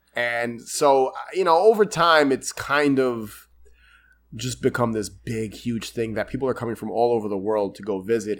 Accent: New York City, New York, United States; I'm from New York

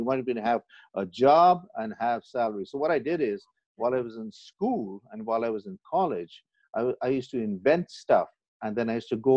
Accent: Pakistan; I was born in Pakistan, believe it or not, and I've lived my life there.

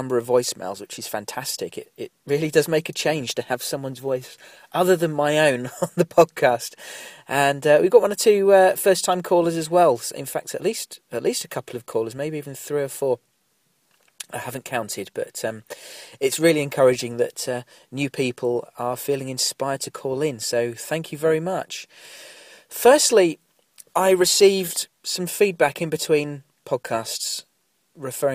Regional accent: United Kingdom; we're both British

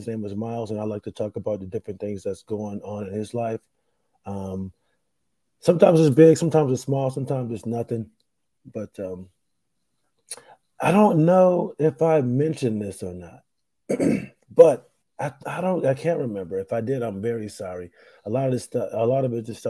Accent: Rochester, New York, United States; moved away; I'm in my hometown. I'm in Rochester, New York.

